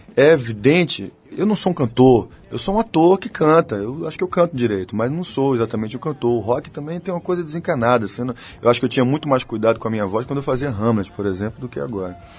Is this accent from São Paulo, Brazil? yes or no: no; Bahia, Brazil; nós somos uma banda da Bahia, somos baianos, somos nordestinos